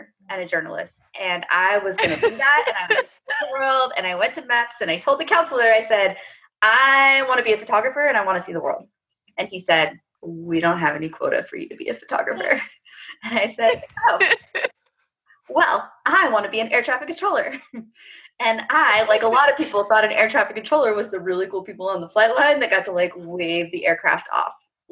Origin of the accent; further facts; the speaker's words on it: Apache Junction, Arizona, United States; moved away as an adult; also born or lived in Vermont; I am from a small town east of Phoenix called Apache Junction, Arizona